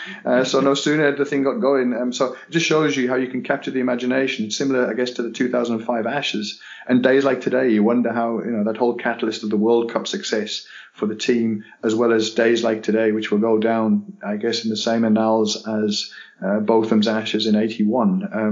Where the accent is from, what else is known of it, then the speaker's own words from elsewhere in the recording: Durham, North East England, United Kingdom; My hometown ground.